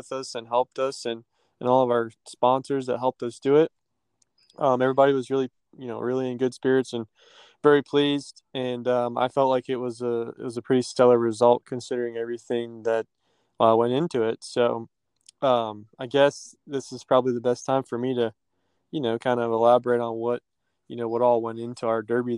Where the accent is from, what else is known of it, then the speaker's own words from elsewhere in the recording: West Virginia, United States; West Virginia, which is actually my home state